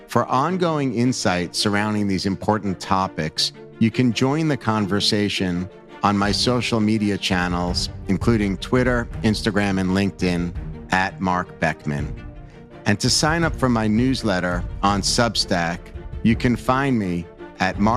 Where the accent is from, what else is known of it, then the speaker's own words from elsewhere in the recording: New York City, New York, United States; as a New Yorker